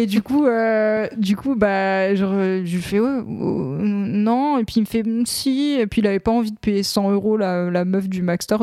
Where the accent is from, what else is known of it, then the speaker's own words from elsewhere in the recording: Lorraine, Grand Est, France; J'ai grandi en Lorraine